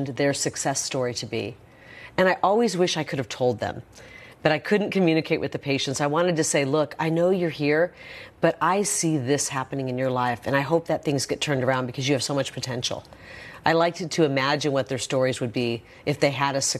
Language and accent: English; Iowa, United States; I grew up in Iowa.